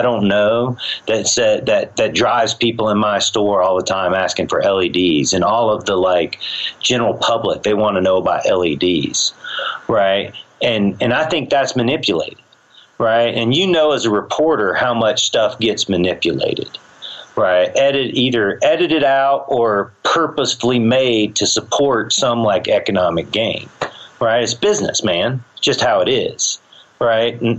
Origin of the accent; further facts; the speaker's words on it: the South, United States; you know, because I'm from the South, I'm not going to learn to play that.